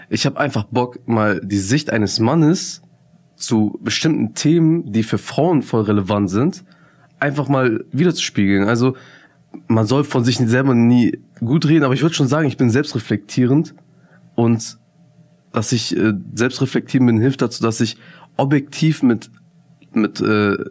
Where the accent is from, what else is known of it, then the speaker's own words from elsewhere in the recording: Bremen, Germany; Ich muss natürlich auch zugeben, ne, als Bremer, ich kannte Chai Society, ne?